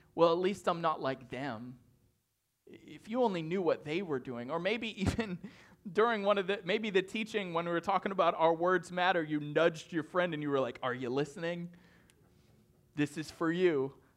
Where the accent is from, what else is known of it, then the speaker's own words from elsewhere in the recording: northern Maine, United States; moved away; I'm from the North Boonies of Maine, and it takes seven hours to get to Boston